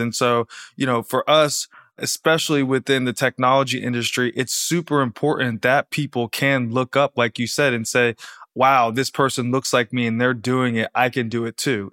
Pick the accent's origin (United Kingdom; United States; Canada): United States; outside of Atlanta, Georgia; moved away; I grew up right outside of Atlanta, Georgia